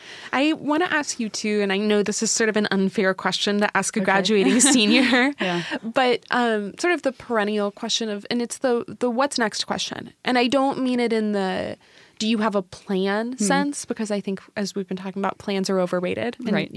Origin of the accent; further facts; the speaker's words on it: Washington, United States; because I'm from Washington. I'm from like 45 minutes away.